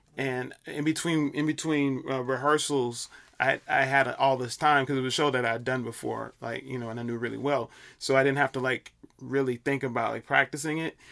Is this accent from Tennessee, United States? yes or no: no; Chicago, Illinois, United States; moved away as an adult; now in New York, United States; I'm from Chicago, uh, originally